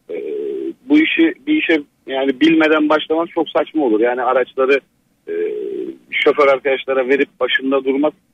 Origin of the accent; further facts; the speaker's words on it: Giresun, Turkey; Bu arada ben de Giresunluyum.